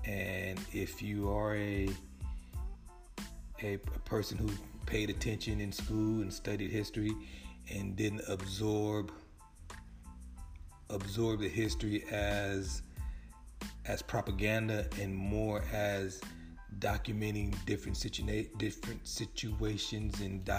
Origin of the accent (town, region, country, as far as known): California, United States; born or raised there